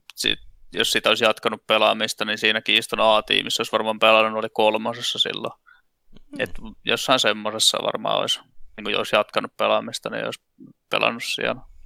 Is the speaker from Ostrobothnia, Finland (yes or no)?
yes; Vaasa, Ostrobothnia, Finland; moved away as an adult; now in Tampere, Finland; mä oon Vaasasta kotoisin. Siellä mä tota, lapsuuteni vietin ja ihan niin kuin johonkin, mitäs mä nyt olin sitten 21 ennen kuin mä sieltä muutin pois